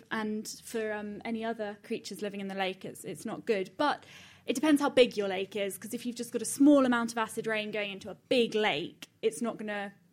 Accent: Cambridge, East of England, United Kingdom; from Cambridge

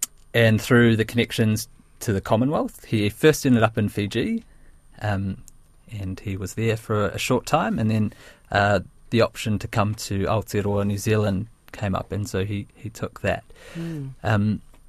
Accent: India; I'm very proud now that I've grown up. I recognise that I am Indian, and I am proud

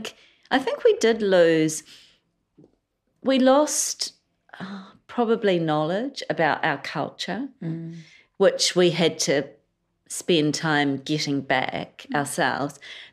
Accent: Sri Lanka; but I've always felt Sri Lankan.

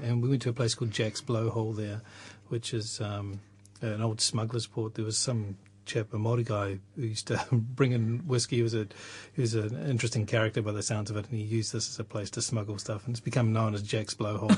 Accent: Tokoroa, Waikato, New Zealand; also born or lived in Rotorua / Whakatane; I was born in Rotorua and uh, and lived there for a few years before moving to Whakatane and eventually to Tokoroa, where I did most of my growing up.

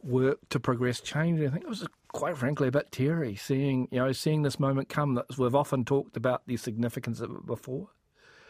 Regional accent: Pohangina Valley, Manawatū-Whanganui, New Zealand; moved away as an adult; also born or lived in Wellington; I grew up in the Pohanga Valley in the Manawatū

